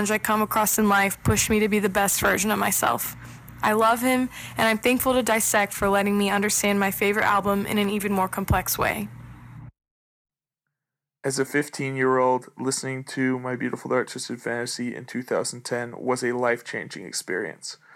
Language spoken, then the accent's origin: English; Houston, Texas, United States; I'm from Houston, Texas. Go Stros.